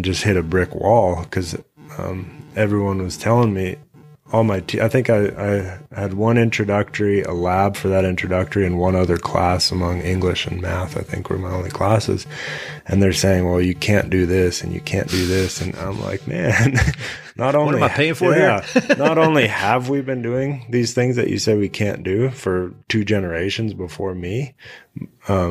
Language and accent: English; Colorado ranch, United States; I kind of grew up in two worlds, which mm-hmm. is I lived out here and this was my life, but I also lived in town